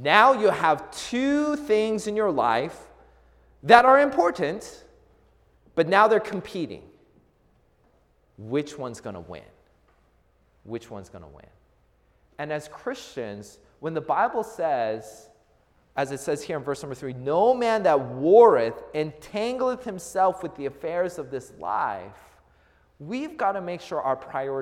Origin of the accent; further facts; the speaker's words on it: Seattle, Washington, United States; I grew up in the Seattle area.